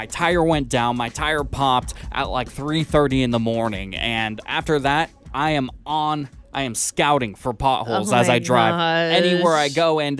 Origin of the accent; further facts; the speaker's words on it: Washington, United States; moved away; In my home state of Washington